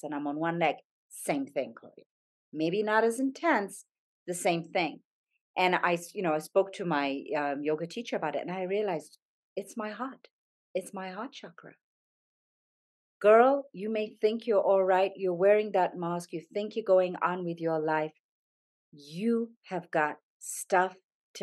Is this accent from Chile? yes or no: no; Zambia; moved away; I grew up in Zambia